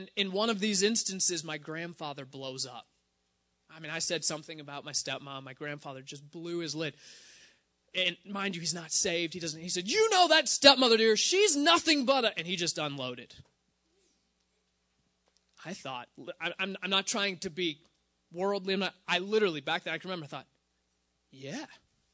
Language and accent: English; Pittsburgh, Pennsylvania, United States; I grew up in the Pittsburgh area